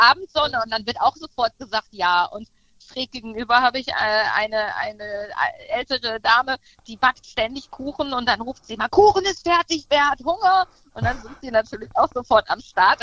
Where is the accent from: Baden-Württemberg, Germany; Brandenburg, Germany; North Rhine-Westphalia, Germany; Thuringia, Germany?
North Rhine-Westphalia, Germany; Münsterland; ich komme aus dem Münsterland